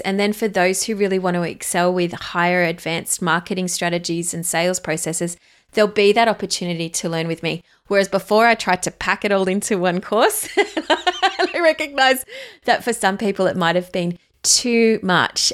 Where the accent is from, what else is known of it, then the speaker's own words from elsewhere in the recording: Australia; accent: Australian; You can hear it in my accent if you haven't heard, listened to us do before. I am an Aussie girl.